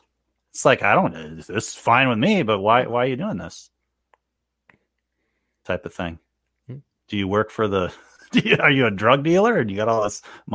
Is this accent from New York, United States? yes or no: yes; New York, United States; I am from New York, so what is your opinion?